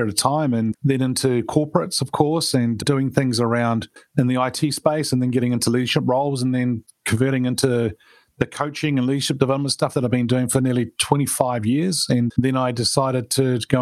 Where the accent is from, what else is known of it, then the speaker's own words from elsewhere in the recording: New Zealand; I was born in New Zealand and grew up here and went to school and college in New Zealand